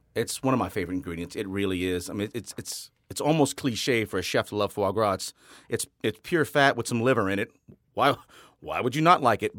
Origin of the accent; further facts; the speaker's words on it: Rayne, Louisiana, United States; moved away; also born or lived in New Orleans; Born and raised in Rain, Louisiana